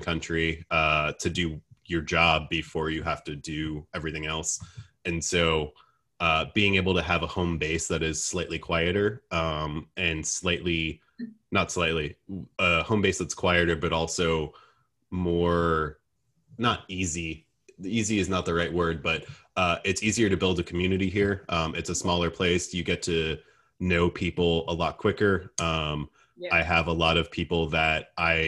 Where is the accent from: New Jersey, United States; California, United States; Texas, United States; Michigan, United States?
New Jersey, United States; moved away as an adult; also born or lived in North Carolina / New York; now in Greenville, United States; I grew up in Jersey, and I left for college